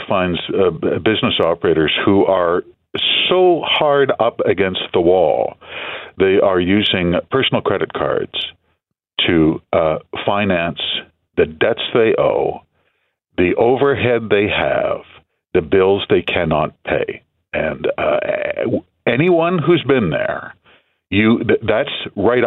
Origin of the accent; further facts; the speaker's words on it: Manitoba, Canada; my home province, I'm from Manitoba, Arlene, it's a poor province. I went to school in a trailer in the bush